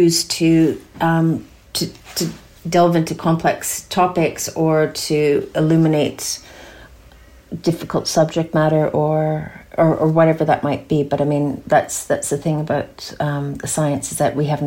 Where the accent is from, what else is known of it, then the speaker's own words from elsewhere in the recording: outside of Toronto, Ontario, Canada; moved away as an adult; also born or lived in Alberta, Canada / Darwin, Australia; now in Castlemaine, Australia; I grew up outside of Toronto and have called Alberta home since then.